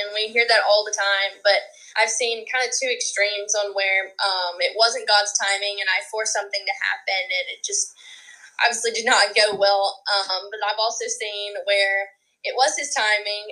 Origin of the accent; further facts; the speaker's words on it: Hattiesburg, Mississippi, United States; I grew up around Hattiesburg